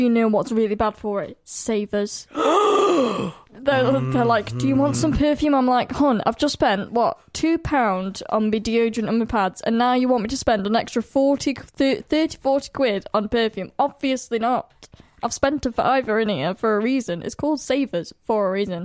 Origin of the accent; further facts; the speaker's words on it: United Kingdom; I'm from the Midlands and I say cow